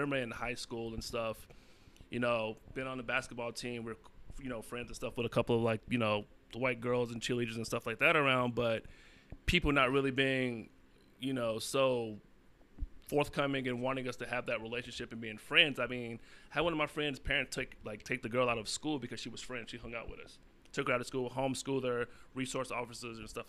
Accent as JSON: {"language": "English", "region": "North Carolina", "country": "United States", "tie": "born or raised there", "moved": "yes", "said": "growing up in the South, back in North Carolina"}